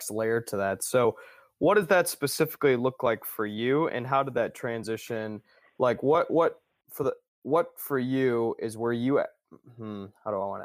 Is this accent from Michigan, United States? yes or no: yes; Ann Arbor, Michigan, United States; now in Holland, United States; I grew up in Ann Arbor, actually